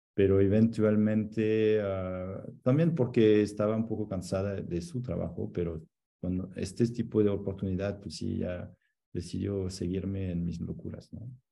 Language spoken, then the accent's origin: Spanish; Annecy, Auvergne-Rhône-Alpes, France; moved away as an adult; also born or lived in Salt Lake City, Utah; Soy de Annecy, que es donde estoy ahora visitando mi mamá, pero en los Alpes